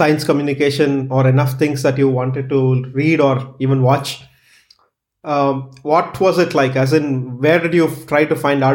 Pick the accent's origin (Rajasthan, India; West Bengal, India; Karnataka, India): Karnataka, India; Bangalore; I'm from Bangalore